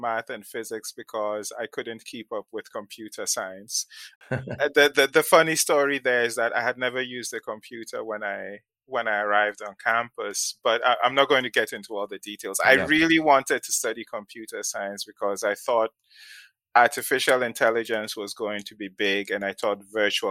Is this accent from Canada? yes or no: no; Ghana; moved away as an adult; also born or lived in Nigeria / New London, United States; now in United States; I did my secondary school, the equivalent of high school in Ghana